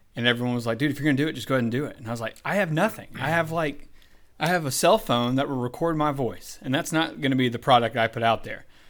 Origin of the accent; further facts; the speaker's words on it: Columbus, Georgia, United States; I was born in Columbus, Georgia.